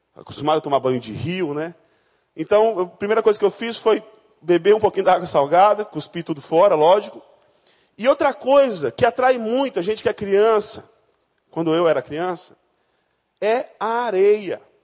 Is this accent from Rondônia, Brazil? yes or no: yes; Rondônia, Brazil; moved away; eu não nasci no Rio de Janeiro, eu nasci em Rondônia, no estado mais sensacional do nosso Brasil